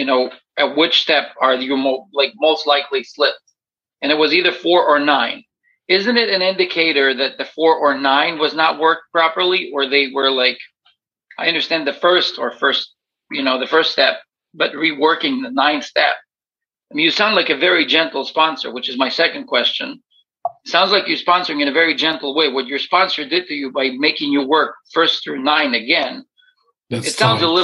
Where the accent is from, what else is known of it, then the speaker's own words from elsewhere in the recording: Ukraine; moved away; I grew up in Ukraine